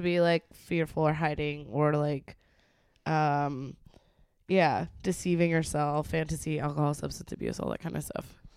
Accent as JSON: {"language": "English", "region": "Texas", "country": "United States", "tie": "born or raised there", "said": "growing up in Texas"}